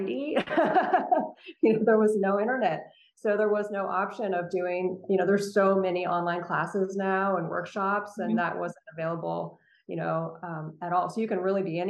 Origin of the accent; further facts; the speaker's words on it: Central Coast of California, United States; I grew up actually on the Central Coast and of California